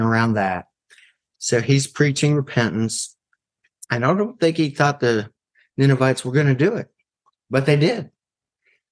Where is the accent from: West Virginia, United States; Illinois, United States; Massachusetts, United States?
West Virginia, United States; now in Wake County, North Carolina, United States; I'm originally from West Virginia. And I've been living in Wake County since the mid-80s, so it's home.